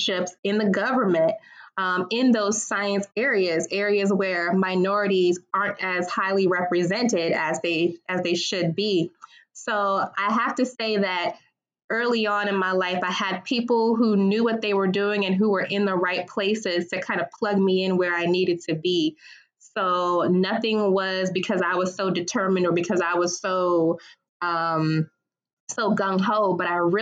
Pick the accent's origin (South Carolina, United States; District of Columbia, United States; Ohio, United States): District of Columbia, United States; Washington; I have a little bit of a unique experience growing up in the Washington, D.C. area